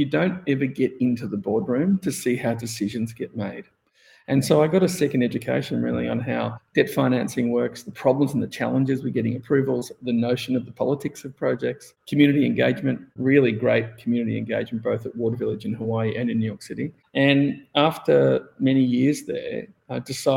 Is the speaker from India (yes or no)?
no; Melbourne, Victoria, Australia; I grew up in Melbourne, Australia, and I went to design school.